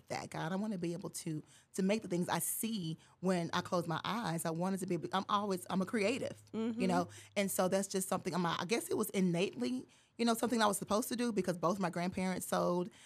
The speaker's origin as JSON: {"language": "English", "town": "Fort Worth", "region": "Texas", "country": "United States", "tie": "born or raised there", "said": "I'm from Fort Worth"}